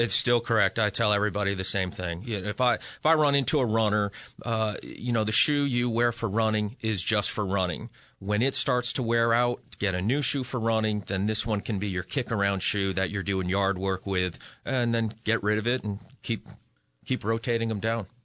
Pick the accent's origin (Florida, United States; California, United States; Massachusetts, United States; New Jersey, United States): Massachusetts, United States; Western; now in Connecticut, United States; I'm originally from Western Mass